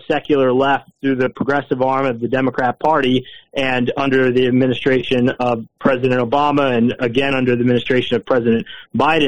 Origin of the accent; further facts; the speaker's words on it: Matthews, North Carolina, United States; I grew up in the Matthews Weddington area, and I went to high school in Indian Trail, North Carolina